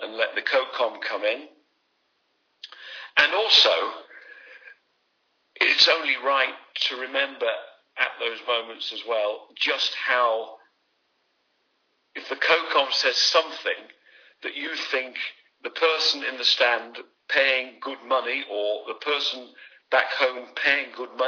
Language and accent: English; England, United Kingdom; I'm still an Englishman